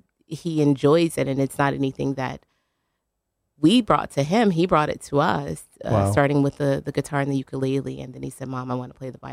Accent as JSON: {"language": "English", "region": "Louisiana", "country": "United States", "tie": "born or raised there", "said": "I grew up in Louisiana. We didn't have competition dance"}